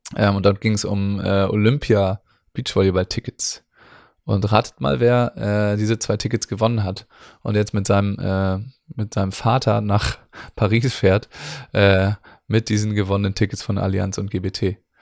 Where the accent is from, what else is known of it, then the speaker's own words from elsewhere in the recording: Northern Germany, Germany; für uns Nordlichter